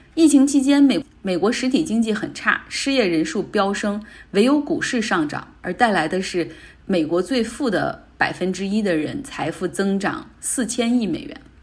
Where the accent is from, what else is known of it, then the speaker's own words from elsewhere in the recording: Northeast China, China; 我们东北那边又出现了下岗潮